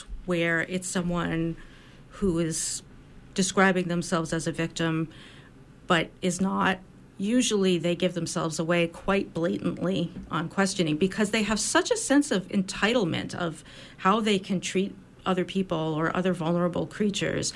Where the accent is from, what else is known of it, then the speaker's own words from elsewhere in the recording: United States; I as an American woman